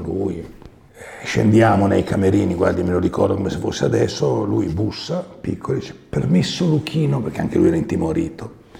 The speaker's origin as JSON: {"language": "Italian", "town": "Milan", "region": "Lombardy", "country": "Italy", "tie": "born or raised there", "also_born_or_lived": "Veneto", "said": "io ero nato a Milano che era Milano"}